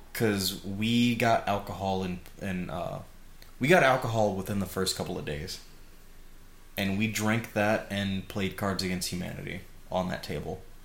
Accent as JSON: {"language": "English", "town": "Chicago", "region": "Illinois", "country": "United States", "moved": "as an adult", "lives_now": "Oregon, United States", "said": "I was from Chicago"}